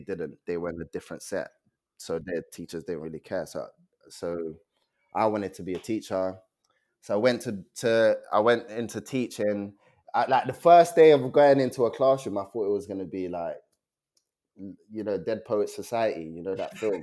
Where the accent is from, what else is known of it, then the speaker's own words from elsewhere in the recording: London, United Kingdom; also born or lived in Nigeria; I was born in Nigeria. Um, I came to this country when I was seven. I lived in Peckham, North Peckham Estate